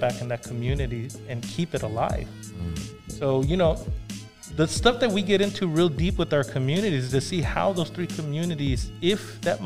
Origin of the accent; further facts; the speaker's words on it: Los Angeles, California, United States; growing up in Echo Park